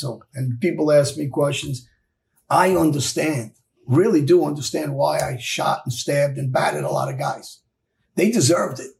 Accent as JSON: {"language": "English", "town": "New York City", "region": "New York", "country": "United States", "tie": "born or raised there", "said": "kids from my neighborhood, we grew up on Jamaica Avenue, East New York, South Jamaica"}